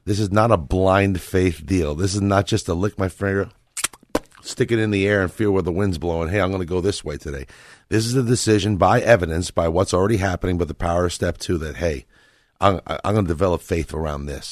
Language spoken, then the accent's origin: English; Northeast, United States; I come from the Northeast